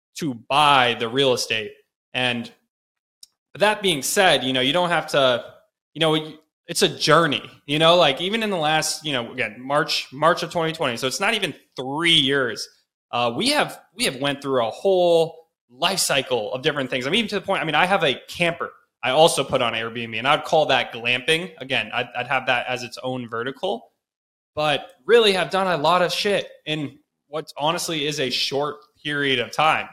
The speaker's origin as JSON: {"language": "English", "town": "Chapel Hill", "region": "North Carolina", "country": "United States", "tie": "born or raised there", "said": "I grew up in Chapel Hill, North Carolina"}